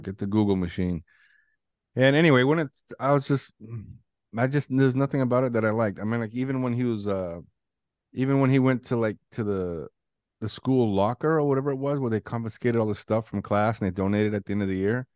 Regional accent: Canada; growing up in Canada

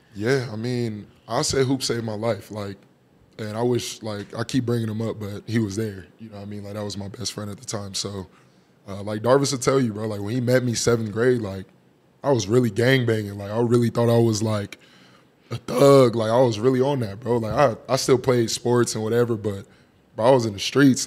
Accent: Phoenix, Arizona, United States; growing up in that South Phoenix area

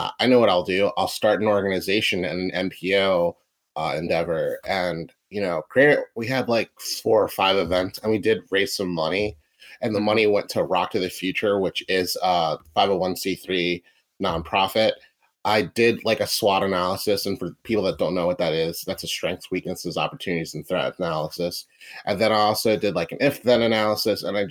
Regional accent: Philadelphia, Pennsylvania, United States; also born or lived in Wynnewood, Pennsylvania; I'm from Philadelphia. Currently live right outside of Philadelphia

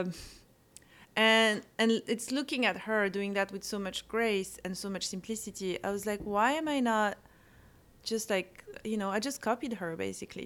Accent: Corsica, France; English is a second language; moved away; I grew up in a place that's really cool, that's called Corsica

